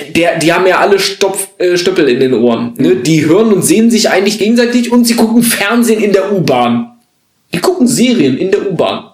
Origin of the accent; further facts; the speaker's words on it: North Hesse, Germany; wir Nordhessen